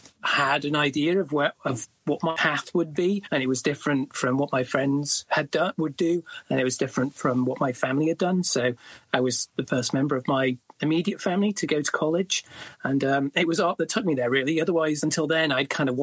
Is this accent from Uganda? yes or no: no; small town near Leeds, north of England, Yorkshire and the Humber, United Kingdom; I grew up in the north of England in a small town near a city called Leeds. It used to be a mining town.